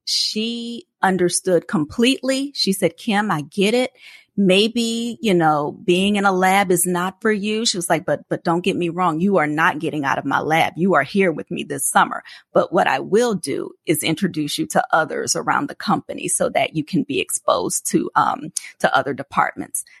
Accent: New Orleans, Louisiana, United States; It's about five hours away from where I grew up in New Orleans

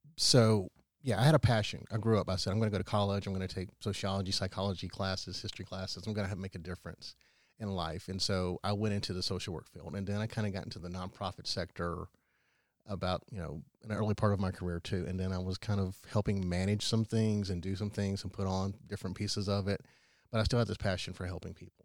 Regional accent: Powdersville, South Carolina, United States; I grew up in Powdersville and went to the Wren schools.

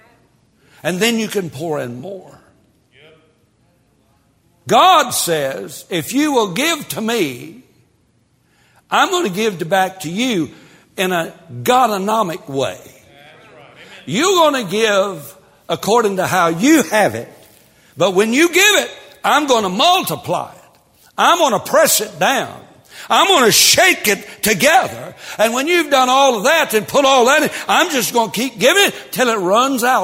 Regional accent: Tennessee, United States; I was raised in Tennessee

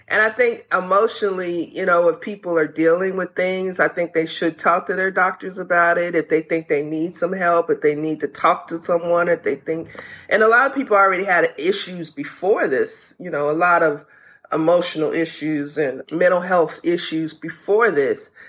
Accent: the South, United States; I'm a Southern child. I'm from the South.

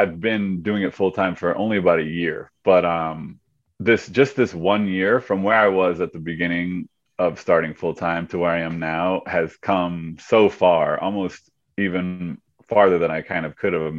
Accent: Skowhegan, Maine, United States; I grew up in Skowhegan

